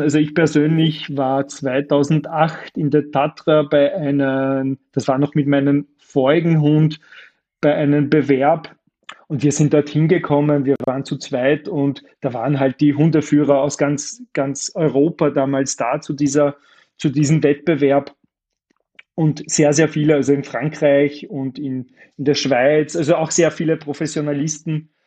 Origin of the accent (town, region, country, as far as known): Austria